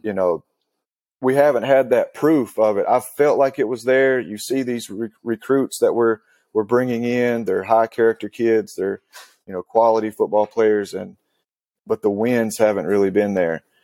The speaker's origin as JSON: {"language": "English", "region": "Western North Carolina", "country": "United States", "tie": "born or raised there", "said": "I grew up in Western North Carolina."}